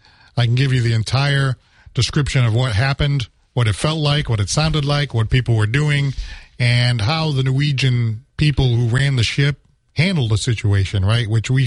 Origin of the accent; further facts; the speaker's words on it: New Bedford, Massachusetts, United States; I'm from New Bedford.